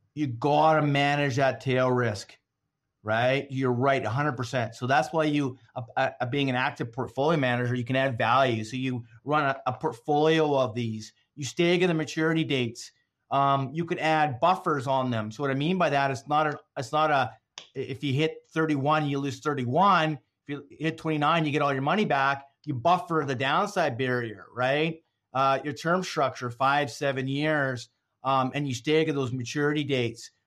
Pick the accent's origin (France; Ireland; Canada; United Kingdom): Canada; as a Canadian